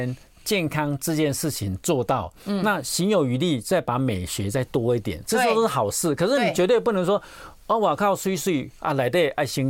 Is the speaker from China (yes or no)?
no; Taiwan; 所以我想说，这几个就是我们台湾地区，呃，近几年要特别注意的地方